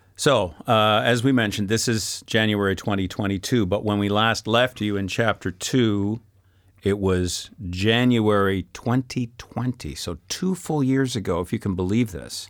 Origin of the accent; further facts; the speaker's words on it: Canada; moved away as an adult; now in France; as a Canadian